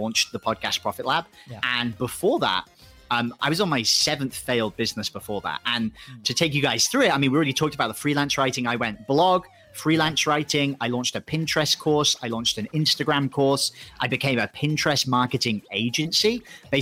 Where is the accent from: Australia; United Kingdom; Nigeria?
United Kingdom; England; moved away as an adult; also born or lived in Thailand; I'm going to either have to go back home to England